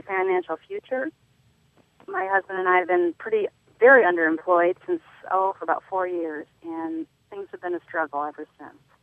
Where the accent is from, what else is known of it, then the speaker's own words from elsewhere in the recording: Detroit, Michigan, United States; now in Kentucky, United States; I was born in Detroit, Michigan